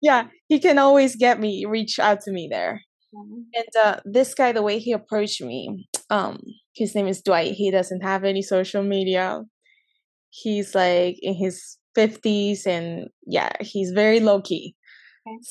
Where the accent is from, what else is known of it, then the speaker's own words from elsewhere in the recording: Peru; also born or lived in California, United States; I was born in California, but I moved to Peru when I was like five years old. So mm-hmm. I essentially grew up my whole life in Peru.